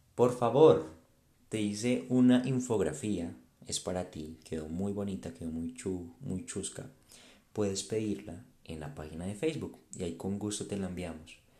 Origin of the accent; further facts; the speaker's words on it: Colombia; also born or lived in Bogotá; mi país, en Colombia.